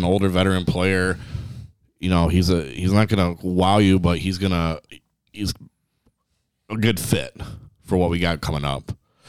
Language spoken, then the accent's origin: English; Canada; And being a Canadian, I thought he would.